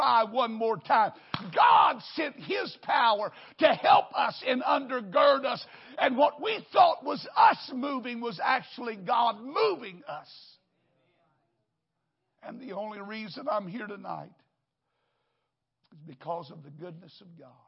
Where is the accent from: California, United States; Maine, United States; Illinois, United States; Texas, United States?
Texas, United States; Wichita Falls; now in Houston, United States; I grew up in a little church in Wichita Falls.